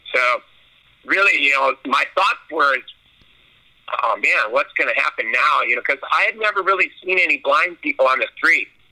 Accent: Newport Beach, California, United States; also born or lived in Chicago, Illinois; I was born in Chicago, Illinois, and we moved out to Newport Beach, California when I was four years old.

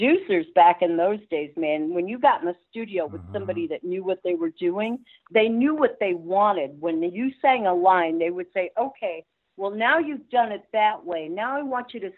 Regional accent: New York City, New York, United States; I'm from Brooklyn.

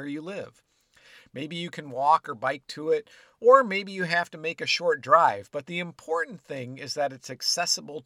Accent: Illinois, United States; Growing up in Illinois

